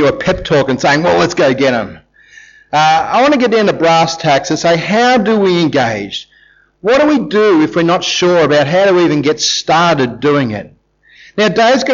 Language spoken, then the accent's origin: English; Australia; we're Australians